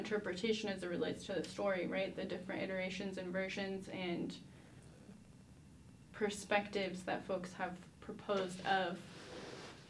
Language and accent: English; Detroit, Michigan, United States; growing up in Detroit